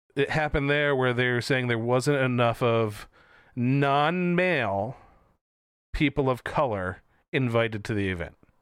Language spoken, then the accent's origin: English; Philadelphia, Pennsylvania, United States; we're from Philly